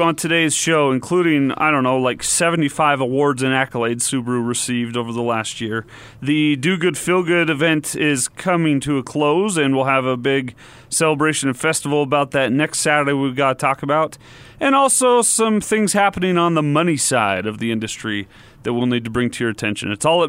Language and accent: English; Layton, Utah, United States; I'm born and raised in Layton, Utah.